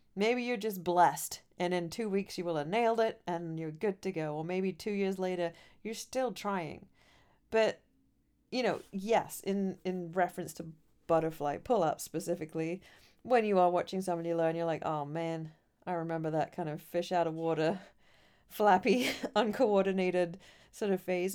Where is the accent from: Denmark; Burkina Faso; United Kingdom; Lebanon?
United Kingdom; England; moved away as an adult; now in United States; coming from Europe, and I certainly, I'm from England